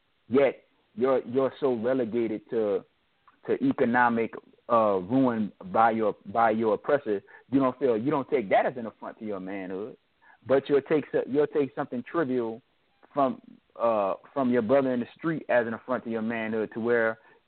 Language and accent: English; New Orleans, Louisiana, United States; I'm from New Orleans.